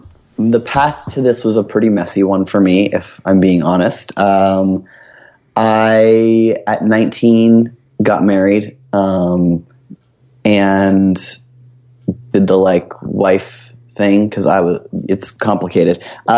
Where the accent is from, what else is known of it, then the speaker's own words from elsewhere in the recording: Oshawa, Ontario, Canada; So I grew up in Ontario, just outside of Toronto, in a town called Oshawa, which is known as being the only thing that was there at the time that I grew up was a GM town, like General Motors factory.